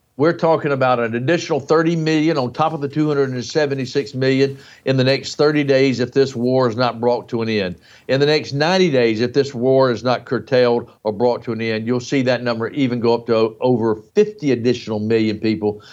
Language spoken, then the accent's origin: English; United States; in the United States, my home country